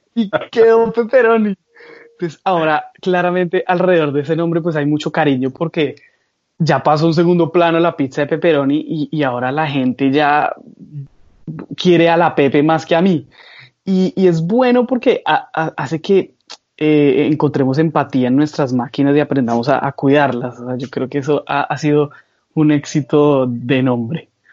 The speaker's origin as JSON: {"language": "Spanish", "country": "Colombia", "moved": "yes", "said": "yo soy un joven colombiano que ha sido muy soñador"}